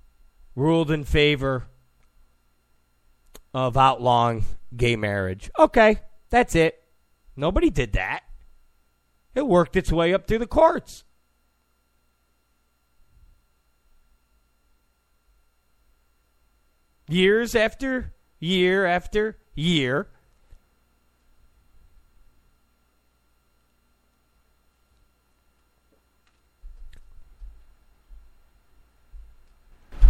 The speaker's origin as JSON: {"language": "English", "town": "Rochester", "region": "New York", "country": "United States", "also_born_or_lived": "Penfield, New York", "said": "I'm from Rochester, New York. I lived in Penfield"}